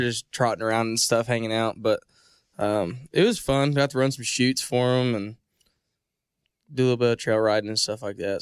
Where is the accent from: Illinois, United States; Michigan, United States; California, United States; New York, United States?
Illinois, United States; moved away; I'm from Illinois